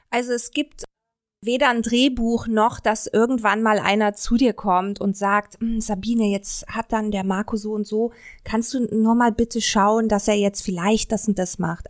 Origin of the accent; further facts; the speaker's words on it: Cologne, North Rhine-Westphalia, Germany; ich komme ja auch aus Köln